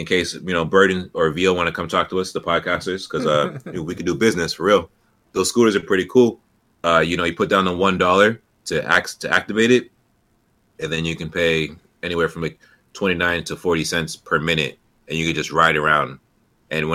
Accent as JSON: {"language": "English", "town": "Goose Creek", "region": "South Carolina", "country": "United States", "also_born_or_lived": "Chicago / San Francisco / the North", "moved": "yes", "said": "I come from South Carolina, Goose Creek, you know, North Charleston"}